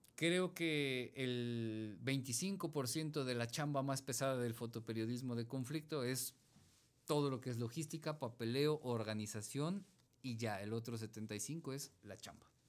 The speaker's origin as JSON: {"language": "Spanish", "region": "Mexico City", "country": "Mexico", "tie": "born or raised there", "said": "yo, yo crecí en Iztapalapa"}